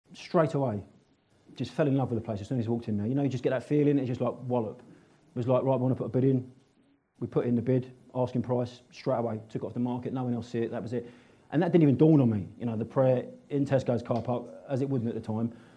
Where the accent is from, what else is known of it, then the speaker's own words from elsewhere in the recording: Northolt, London, United Kingdom; I was brought up in and around Northolt.